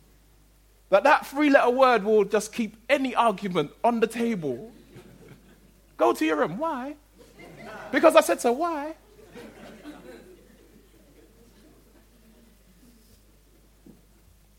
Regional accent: London, United Kingdom; the community, if you like, in which I grew up in South London

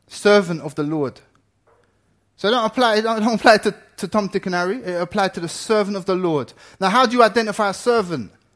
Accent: Ireland; now in England; I'm Irish

